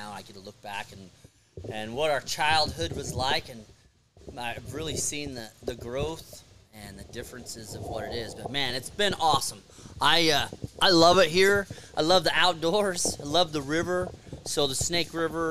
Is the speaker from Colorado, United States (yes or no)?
no; Lewis Clark Valley, Washington, United States; I love my childhood. My daughter's 18 now. And so I grew up great. She grew up great. I just think the Lewis Clark Valley is a special little piece of heaven.